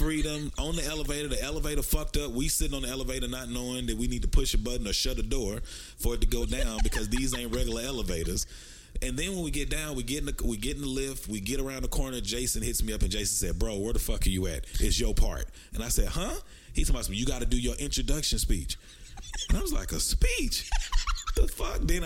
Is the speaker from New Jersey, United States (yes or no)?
no; Dallas, Texas, United States; also born or lived in Texarkana; I'm from Dallas, Texas, by way of Texarkana.